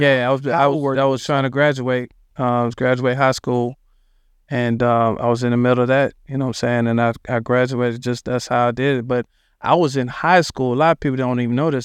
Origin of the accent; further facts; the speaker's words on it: Dallas, Texas, United States; also born or lived in Philadelphia, Pennsylvania; we moved into a spot in Dallas called Oak Cliff